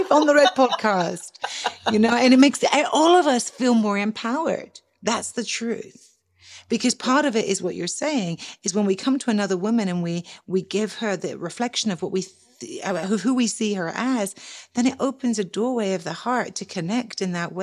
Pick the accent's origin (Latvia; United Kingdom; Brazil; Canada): United Kingdom; England; accent: English